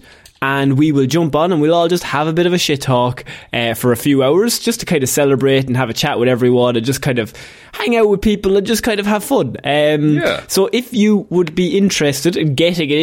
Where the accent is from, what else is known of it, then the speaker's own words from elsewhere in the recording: Ireland; as an Irishman